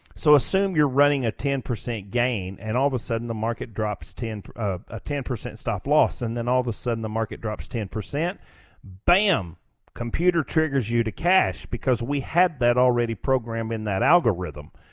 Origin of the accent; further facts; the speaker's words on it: United States; we as a, as the American people